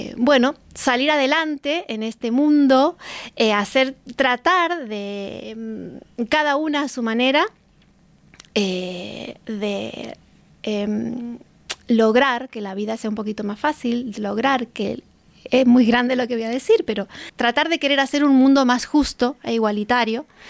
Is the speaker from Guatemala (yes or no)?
no; Argentina; now in Spain; soy argentina, que no nací aquí